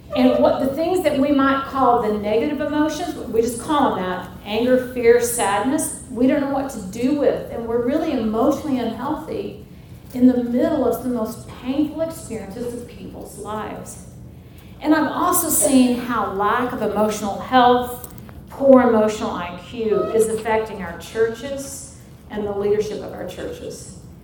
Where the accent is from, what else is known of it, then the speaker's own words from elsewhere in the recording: St. Louis, Missouri, United States; also born or lived in Denver, Colorado / Northwest Arkansas; now in Mobile, Alabama, United States; I'm originally from St. Louis, Missouri